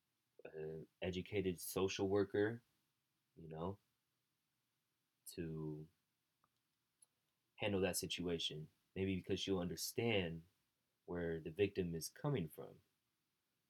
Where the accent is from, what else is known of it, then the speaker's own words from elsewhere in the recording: Bay Area, California, United States; I say I'm from the Bay Area. I'm from this area